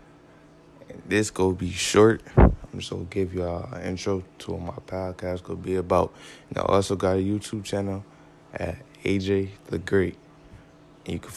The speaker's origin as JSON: {"language": "English", "region": "New York", "country": "United States", "said": "I'm from New York. 716, just to be exact."}